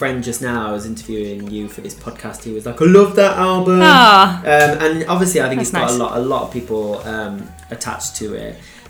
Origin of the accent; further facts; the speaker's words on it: Wolverhampton, West Midlands, United Kingdom; I went out in Wolverhampton a bit more because I think that was my hometown.